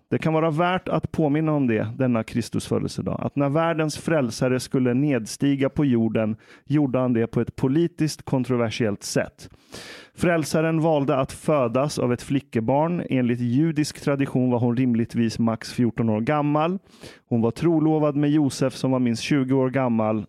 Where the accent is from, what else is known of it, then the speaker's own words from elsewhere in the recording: Iran; now in Sweden; jag är iranier